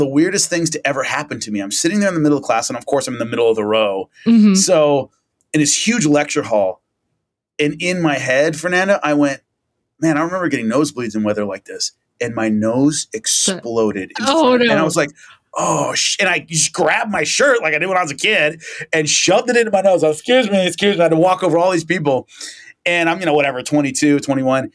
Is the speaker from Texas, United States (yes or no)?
no; Central Valley of California, United States; I grew up in the Central Valley of California, which is really hot and it's really dry